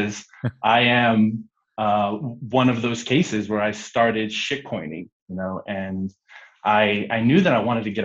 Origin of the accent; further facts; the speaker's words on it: Guatemala; also born or lived in United States; growing up in Guatemala was quite interesting. I'm Guatemalan American.